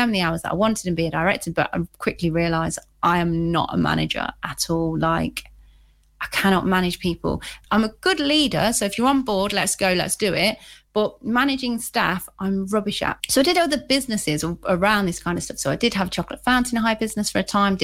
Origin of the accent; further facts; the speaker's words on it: Leicester, East Midlands, United Kingdom; I'm actually originally from here. And I was brought up in quite a rough area of Leicester, actually.